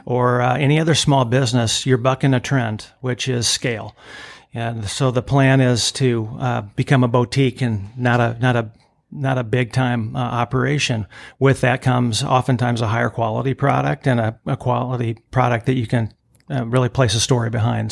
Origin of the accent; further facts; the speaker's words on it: Greenville, Illinois, United States; moved away as an adult; also born or lived in St. Louis, Missouri; I grew up here, product of Greenville in Bond County.